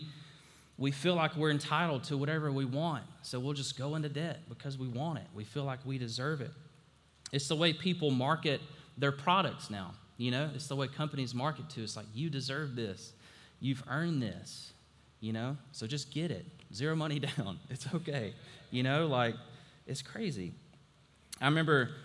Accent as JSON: {"language": "English", "region": "Alabama", "country": "United States", "tie": "born or raised there", "said": "I grew up in Alabama"}